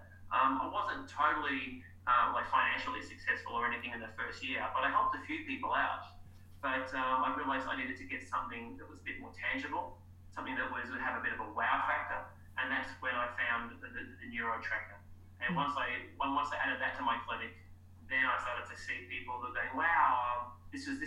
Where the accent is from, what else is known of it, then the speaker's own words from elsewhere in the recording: Cairns, Queensland, Australia; my hometown, because we've had no sports psychology in Cairns ever, up in far north Queensland